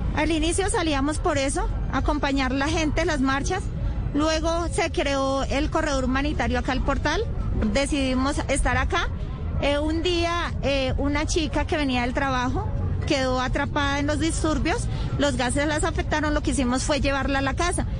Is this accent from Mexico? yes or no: no; Colombia; nosotras somos colombianas